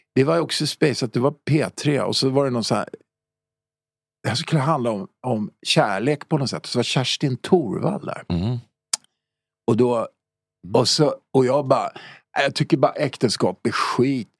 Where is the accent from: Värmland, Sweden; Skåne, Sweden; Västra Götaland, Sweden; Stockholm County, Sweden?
Stockholm County, Sweden; Stockholm; also born or lived in Högdalen; min uppväxt var i Farsta